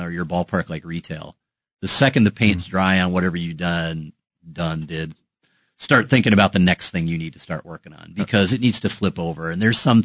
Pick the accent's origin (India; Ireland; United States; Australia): United States; Wisconsin; I'm from Wisconsin